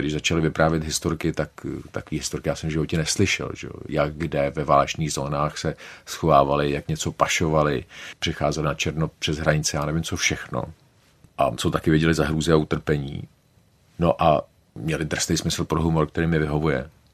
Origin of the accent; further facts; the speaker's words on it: Prague, Czechia; also born or lived in Oxford; jsem z Prahy